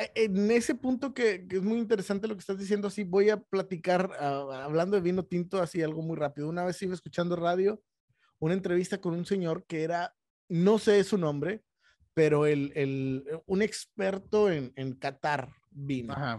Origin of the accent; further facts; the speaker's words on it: Mexico; nosotros como mexicanos